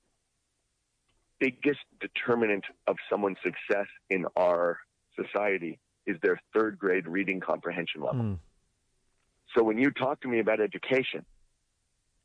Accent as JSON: {"language": "English", "region": "California", "country": "United States", "said": "I'm from California. California"}